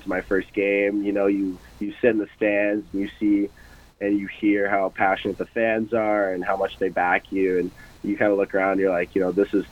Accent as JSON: {"language": "English", "region": "Michigan", "country": "United States", "moved": "yes", "lives_now": "Omaha, United States", "said": "I'm from Michigan, which is a bit of a hockey hotbed"}